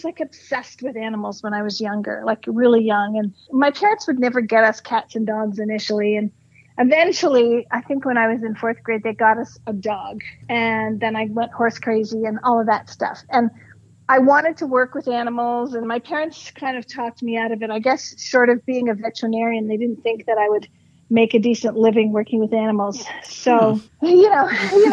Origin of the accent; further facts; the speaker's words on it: Canada; moved away as an adult; also born or lived in Toronto; now in Arizona, United States; I'm Canadian, living in Arizona